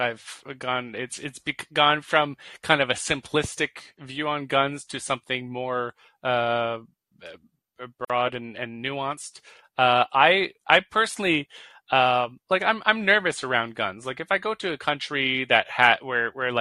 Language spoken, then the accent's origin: English; Canada; I'm Canadian